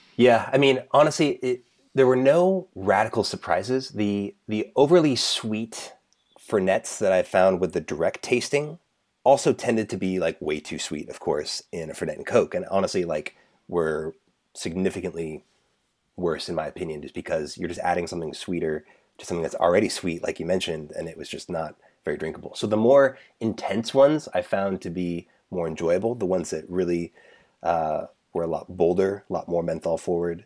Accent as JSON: {"language": "English", "town": "Seattle", "region": "Washington", "country": "United States", "moved": "yes", "said": "I'm from Seattle originally"}